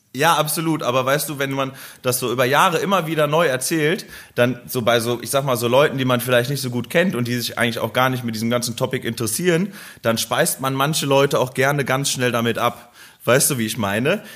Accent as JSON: {"language": "German", "town": "Krefeld", "region": "North Rhine-Westphalia", "country": "Germany", "said": "Bei uns in Krefeld"}